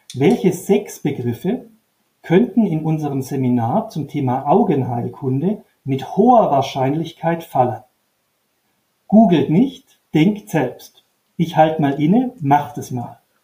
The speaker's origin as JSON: {"language": "German", "area": "Upper Swabia", "region": "Baden-Württemberg", "country": "Germany", "tie": "born or raised there", "said": "Ich bin an einer Modellschule in Oberschwaben aufgewachsen, mit Blick auf den Bodensee"}